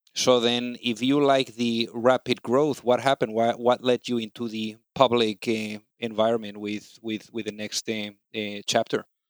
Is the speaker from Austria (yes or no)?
no; Spain; now in United States; I'm also from Spain